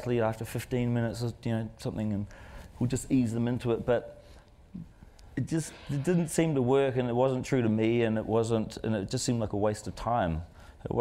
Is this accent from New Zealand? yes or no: yes; New Zealand; we come from New Zealand